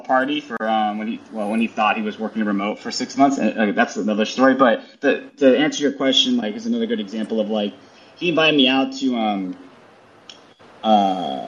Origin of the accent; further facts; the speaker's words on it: California, United States; now in New York, United States; I'm so Californian